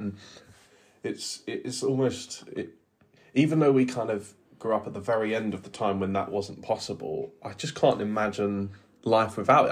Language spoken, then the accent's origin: English; England, United Kingdom; as an English person